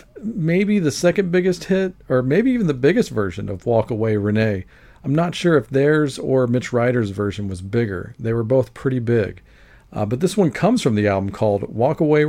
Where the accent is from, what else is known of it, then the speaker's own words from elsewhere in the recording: Louisiana, United States; New Orleans, Louisiana, my home state